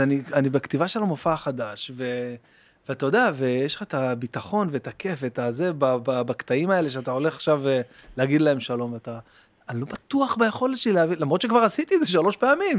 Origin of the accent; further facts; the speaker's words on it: Bat Yam, Tel Aviv District, Israel; also born or lived in Jerusalem; גדלתי בבת ים, כאילו, בירושלים, אבל עברנו לבת ים